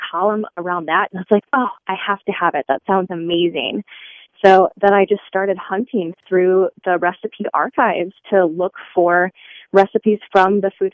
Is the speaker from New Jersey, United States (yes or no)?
no; Michigan, United States; also born or lived in Japan; I am born and raised in Michigan